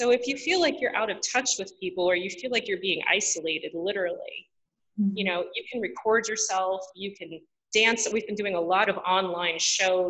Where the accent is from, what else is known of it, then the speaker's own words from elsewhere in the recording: United States; I grew up in America and I'm an American girl